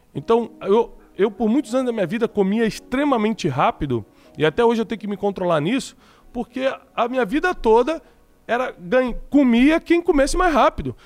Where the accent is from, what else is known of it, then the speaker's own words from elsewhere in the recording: Rio de Janeiro, Brazil; moved away as an adult; also born or lived in Corumbá, Mato Grosso do Sul; Meus pais são cariocas, então eu nasci, fiquei, sei lá, quatro, cinco meses em Corumbá e já voltei para o Rio e fui criado no Rio de Janeiro a minha vida toda